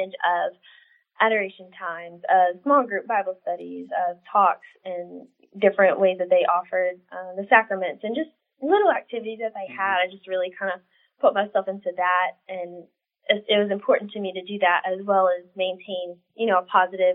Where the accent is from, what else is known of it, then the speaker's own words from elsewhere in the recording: South Louisiana, United States; I was born and raised in South Louisiana